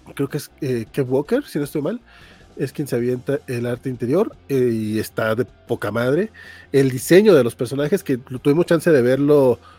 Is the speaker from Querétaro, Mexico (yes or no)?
no; Durango, Mexico; soy de Durango